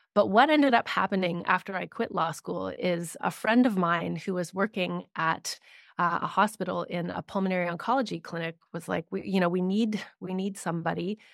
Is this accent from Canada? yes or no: yes; Canada; I am based in Canada, I'm Canadian